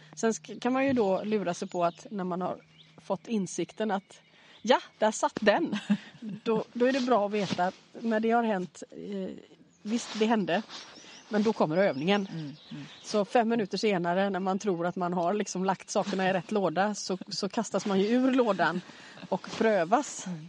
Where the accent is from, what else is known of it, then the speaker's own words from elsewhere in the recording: Gothenburg, Västra Götaland, Sweden; när jag växte upp i Göteborg